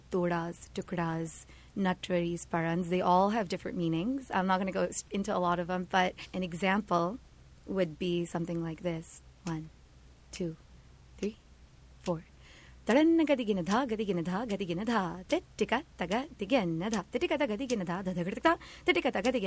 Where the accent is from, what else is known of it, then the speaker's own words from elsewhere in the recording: United States; also born or lived in Kolkata, India; as we grew up in America